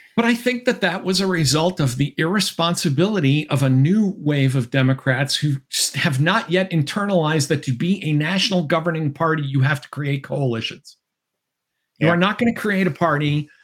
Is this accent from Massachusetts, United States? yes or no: yes; Massachusetts, United States; I come from Massachusetts